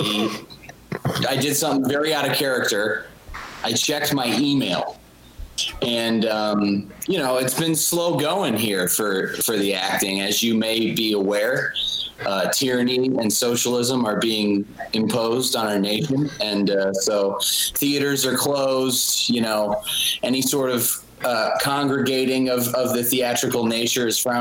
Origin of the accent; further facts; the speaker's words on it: Buffalo, New York, United States; I am from Buffalo, New York.